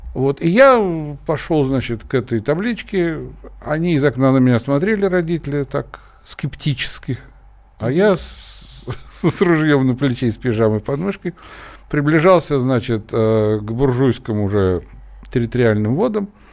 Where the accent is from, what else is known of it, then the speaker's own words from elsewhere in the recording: Brest, Brest Region, Belarus; also born or lived in Kazan, Russia; now in Moscow, Russia; я из Бреста, но в Казани я прожил пока еще большую часть своей жизни